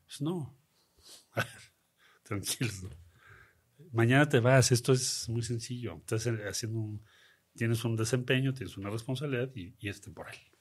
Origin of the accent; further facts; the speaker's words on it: Mexico City, Mexico; Crecimos en Coyoacán